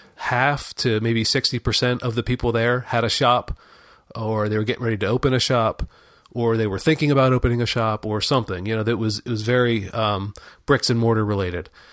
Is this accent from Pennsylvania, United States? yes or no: yes; Pennsylvania, United States; I grew up in Pennsylvania